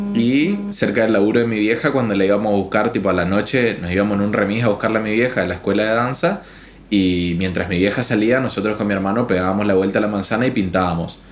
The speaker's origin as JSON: {"language": "Spanish", "region": "Chaco", "country": "Argentina", "moved": "as an adult", "lives_now": "Paraguay", "said": "estudié en la Universidad Nacional del Nordeste, soy de Chaco"}